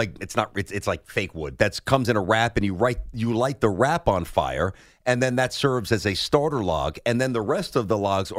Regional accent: New York City, New York, United States; moved away; I'm from Brooklyn. I'm not woodsy

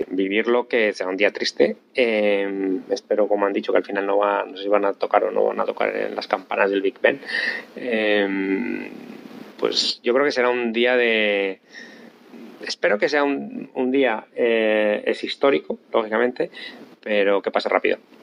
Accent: Spain; accent: Castilian / Spanish; moved away as an adult; now in London, United Kingdom; con el acento tan fuerte que tengo todavía cuando hablo en, en inglés, acento castellano o español

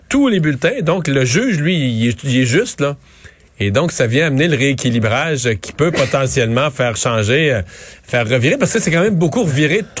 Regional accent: Canada; C'était un, moment euh, important pour se recueillir en tant que Canadien, pour réfléchir à la réconciliation.

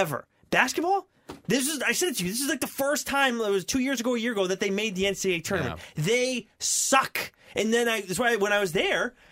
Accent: New England, United States; I grew up in New England

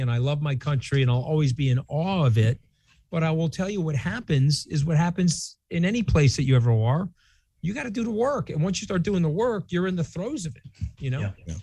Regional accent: New York, United States; I am a New Yorker

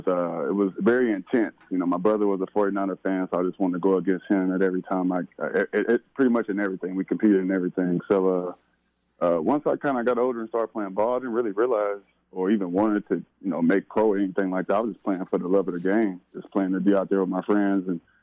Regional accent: California, United States; Well, growing up in the Bay Area, I was a diehard Raider fan, man.

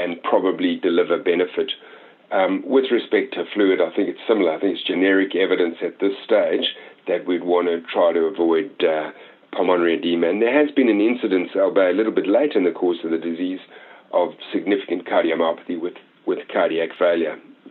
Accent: Australia; we as an Australian community

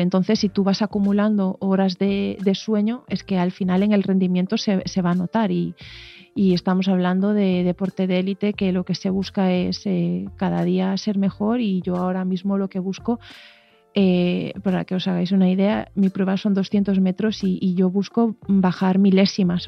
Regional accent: Aldán, Galicia, Spain; also born or lived in O Grove; yo gallega como soy, rodeada de, de mar, de Ogrove, de Aldán, que, yo nací en Aldán

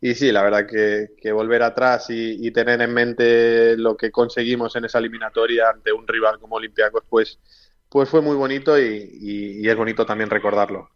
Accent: Spain; moved away as an adult; now in Greece; somos varios españoles

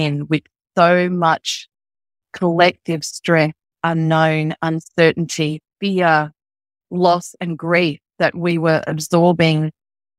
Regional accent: Australia; I'm from Australia

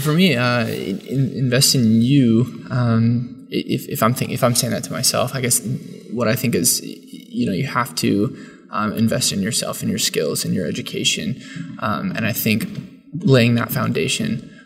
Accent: San Jose, California, United States; now in Ohio, United States; From uh, San Jose, California, originally, uh, but most recently I've been living in, in Ohio for the last like four to five years

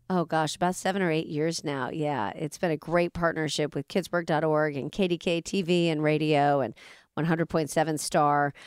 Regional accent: Orlando, Florida, United States; now in Pittsburgh, United States; I grew up in in Orlando

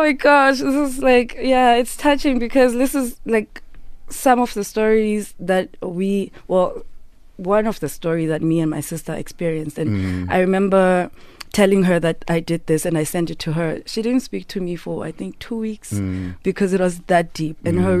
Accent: Eastern Cape, South Africa; now in Johannesburg, South Africa; And I'm from the Eastern Cape originally.

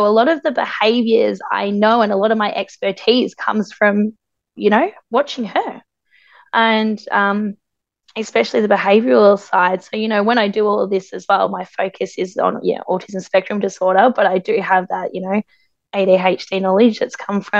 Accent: Australia; as being Aboriginal Australian. And it's really awesome to come into my own culture.

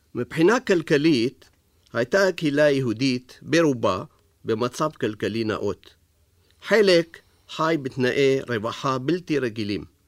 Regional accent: Baghdad, Baghdad Governorate, Iraq; moved away; בבגדד, שבה ישבו כמאה אלף יהודים, שהיוו כעשרים אחוז מהאוכלוסייה של העיר, הייתה חוויית ילדותי

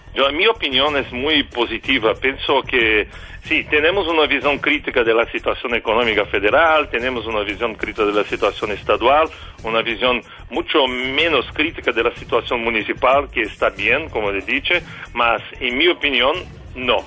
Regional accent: São Paulo, Brazil; Spanish is a second language; now in Rio de Janeiro, Brazil; Yo soy de São Paulo, vivo Río

